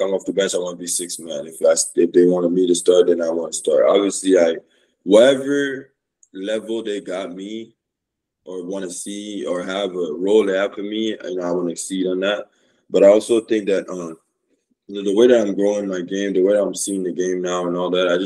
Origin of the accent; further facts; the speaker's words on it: Canada; moved away; also born or lived in Oregon; I grew up to Canada